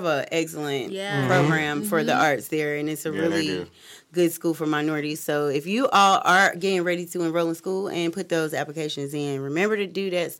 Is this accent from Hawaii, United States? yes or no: no; Cleveland, Ohio, United States; from Cleveland, so, you know, that's like by default, he's my favorite player.